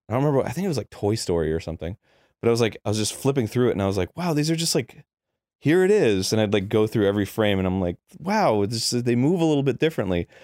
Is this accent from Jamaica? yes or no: no; Florida, United States; also born or lived in New Hampshire; I grew up in Florida